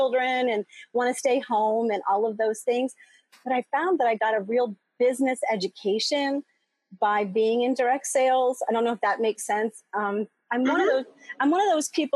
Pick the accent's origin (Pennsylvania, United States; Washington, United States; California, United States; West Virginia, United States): Pennsylvania, United States; outside of Philadelphia; moved away as an adult; also born or lived in Boston / South America / Chicago; now in Metro Detroit, United States; I grew up outside of Philadelphia and went to school in Boston